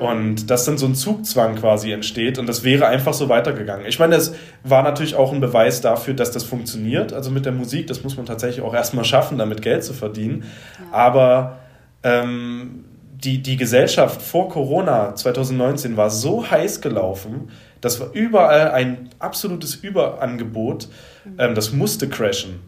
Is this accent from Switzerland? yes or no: no; Leipzig, Saxony, Germany; ich komme aus Leipzig